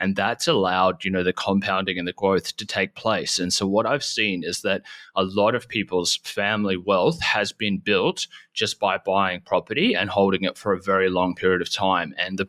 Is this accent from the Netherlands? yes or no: no; New Zealand; moved away; I'm actually from New Zealand initially.